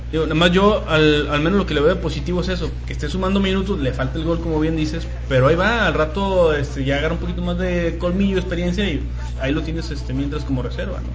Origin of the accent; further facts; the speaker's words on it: Mexico; somos los mexicanos